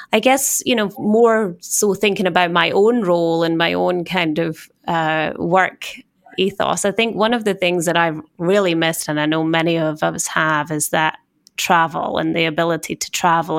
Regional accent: Scotland, United Kingdom; accent: Scottish; moved away as an adult; also born or lived in Switzerland; now in New York, United States; as you can tell by my accent, being Scottish

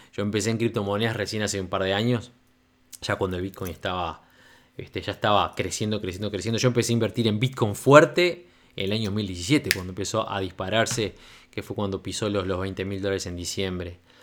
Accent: Uruguay; moved away as an adult; also born or lived in Democratic Republic of the Congo; cuando me fui al Congo en el 2014 ya no volví al Uruguay. Yo años anteriores, debido a bueno, mi carrera como relacionista público, trabajé para, bueno, para varios este, establecimientos, para discotecas muy grandes de mi país

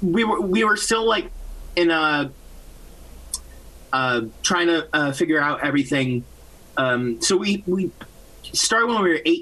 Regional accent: Massachusetts, United States; Yes, I'm from Massachusetts. My whole band is from Massachusetts, actually.

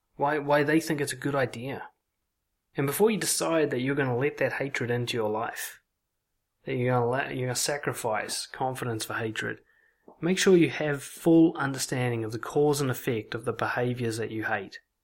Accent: Auckland, New Zealand; the kind of casual racism that you pick up growing up in Auckland

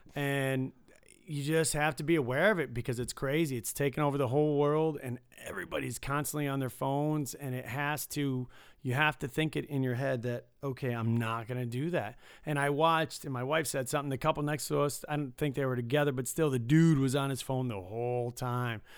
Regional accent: Detroit, Michigan, United States; now in Las Vegas, United States; I grew up in Detroit

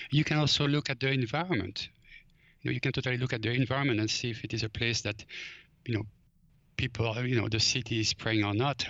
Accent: Belgium; now in Los Angeles, United States; growing up in Belgium, uh, foraging was actually just part of life.

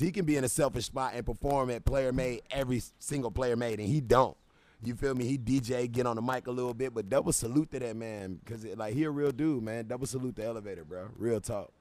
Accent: Charlotte, North Carolina, United States; I'm a guy from Charlotte, North Carolina

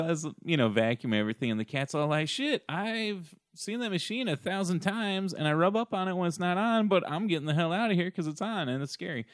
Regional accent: Shelby Township, Michigan, United States; my hometown

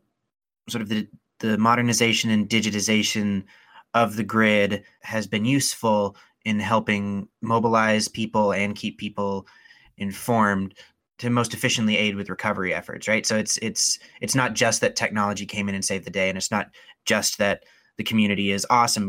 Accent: Spokane, Washington, United States; I'm from Spokane, Washington

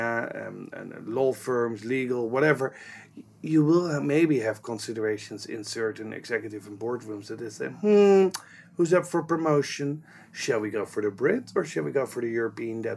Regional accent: Netherlands; now in London, United Kingdom; I grew up in the Netherlands

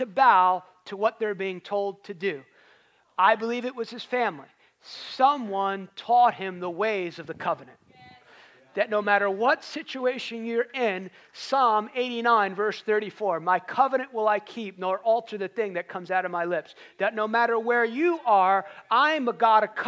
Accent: United States

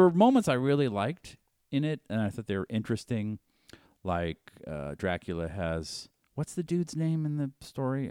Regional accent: Boston, Massachusetts, United States; I grew up in Boston, and all we were taught in high school, in elementary through high school, was England bad.

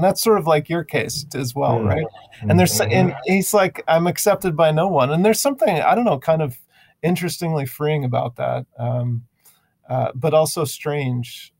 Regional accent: Chicago, Illinois, United States; also born or lived in San Diego, California; I grew up in mostly, I was born in California, San Diego, and we moved to the Chicago area for my dad's job

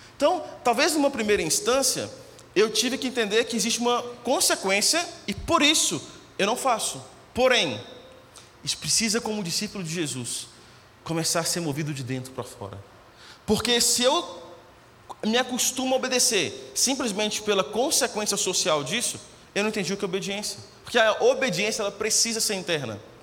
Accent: Minas Gerais, Brazil; moved away as an adult; also born or lived in Belo Horizonte; eu nasci em Minas, Morei cinco, morava no interior de Minas, morei cinco anos em BH estudando.

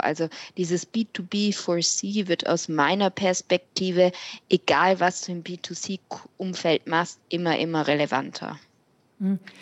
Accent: Switzerland; bei uns in der Schweiz

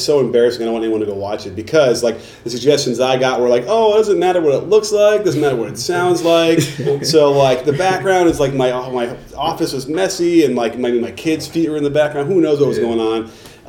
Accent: Chicago, Illinois, United States; I grew up in Chicago too

